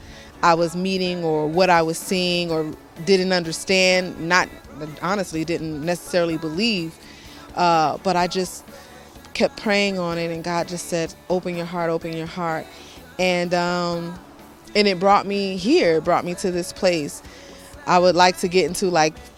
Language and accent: English; New York City, New York, United States; I'm from New York City, USA